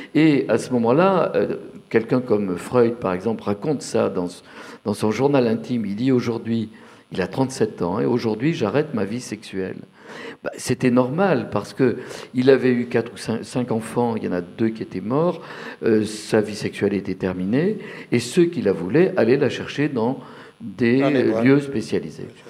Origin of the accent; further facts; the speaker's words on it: Bordeaux, Nouvelle-Aquitaine, France; now in Paris, France; j'ai le souvenir dans mon enfance à Bordeaux dans les années 50